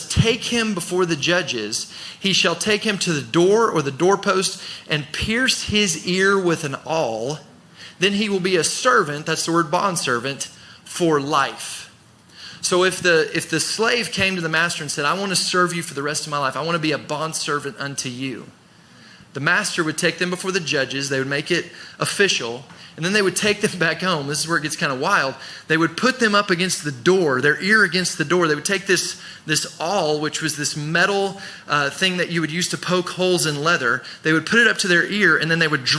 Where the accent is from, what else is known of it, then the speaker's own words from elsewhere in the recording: United States; growing up in America, living in America